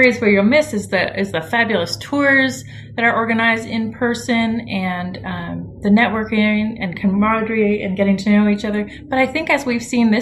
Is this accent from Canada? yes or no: yes; Ottawa, Ontario, Canada; moved away as an adult; now in Savannah, United States; I'm from the capital, Ottawa